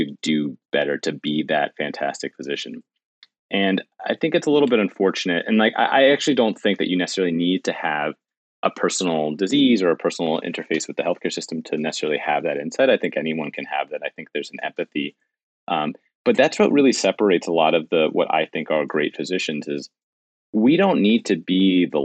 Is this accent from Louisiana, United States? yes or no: no; New York City, New York, United States; as a New Yorker my entire life